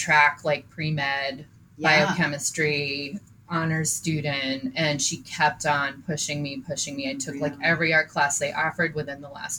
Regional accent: Londonderry, New Hampshire, United States; also born or lived in Florida; I grew up in New Hampshire, in Londonderry, and I lived there basically my whole life, except for my freshman year in high school. I moved to Florida and then back.

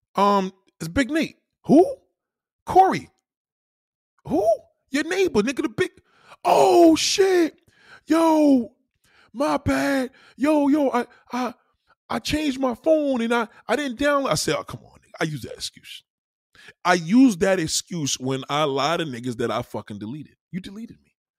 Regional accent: New York, United States; I'm a New Yorker.

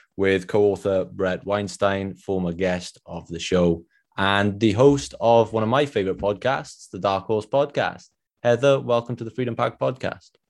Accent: Wales, United Kingdom; accent: Welsh; my Welsh accent

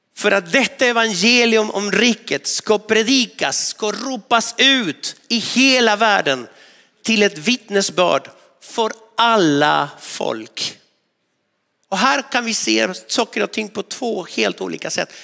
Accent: northwestern Argentina, Argentina; now in Sweden; utanför min hemstad i nordvästra Argentina

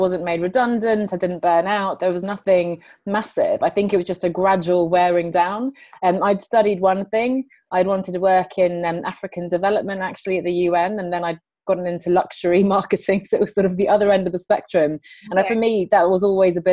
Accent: England, United Kingdom; also born or lived in Sweden; I'm calling in from London, but I'm actually Swedish. My parents are Swedish. I grew up here in England, as you can tell by my accent.

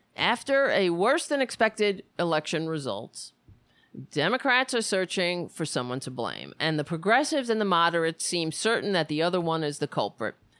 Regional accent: New York City, New York, United States; moved away; I grew up on Staten Island. Thank God I don't live there anymore

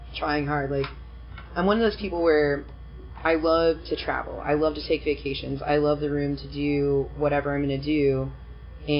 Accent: Kansas City, Missouri, United States; also born or lived in Nashville, Tennessee; I grew up in Kansas City my whole life.

